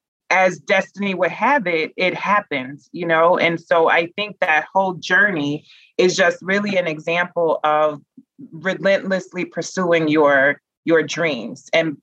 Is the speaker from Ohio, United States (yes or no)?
no; Memphis, Tennessee, United States; At that time, Maybelline was headquartered in my hometown of Memphis. And I just didn't know that people from Memphis could have a career in beauty.